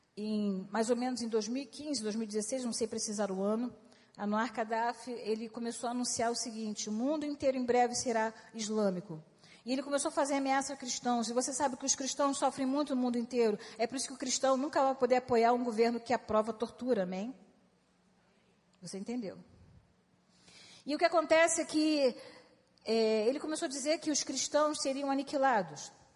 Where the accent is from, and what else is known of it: Brazil